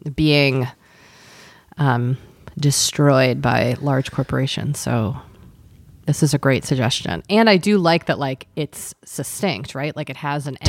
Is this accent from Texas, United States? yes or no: no; Boston, Massachusetts, United States; moved away; also born or lived in Southern California (near Disneyland); growing up in Boston